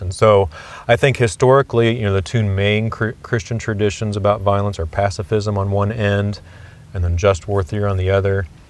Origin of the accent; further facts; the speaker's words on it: Kansas City, United States; I grew up actually in Kansas City